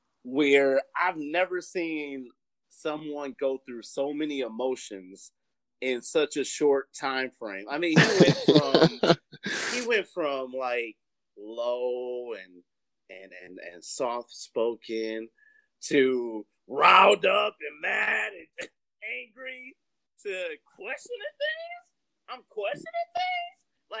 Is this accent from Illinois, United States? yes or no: yes; Chicago, Illinois, United States; No, I was born in Chicago. I was raised in Chicago.